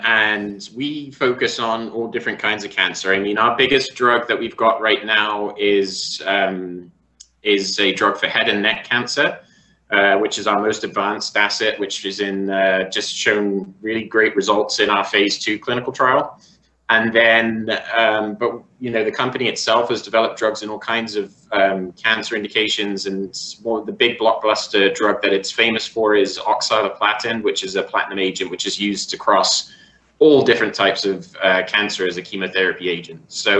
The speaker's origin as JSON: {"language": "English", "country": "Canada", "tie": "born there", "said": "But my dad was posted over there for work, so I was born in Canada, and that's essentially how I got into hockey."}